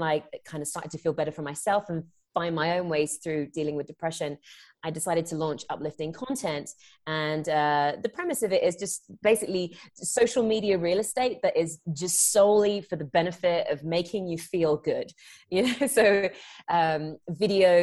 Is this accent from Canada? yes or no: no; England, United Kingdom; moved away as an adult; now in United States; I'm born and raised in England. I live out in the US now. I came out here for acting.